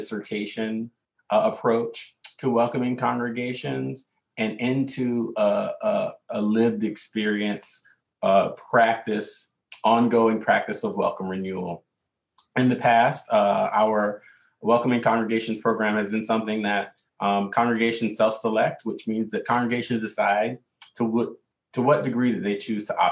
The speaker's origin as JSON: {"language": "English", "region": "the South", "country": "United States", "tie": "born or raised there", "moved": "yes", "lives_now": "New York City, United States", "said": "growing up in the South"}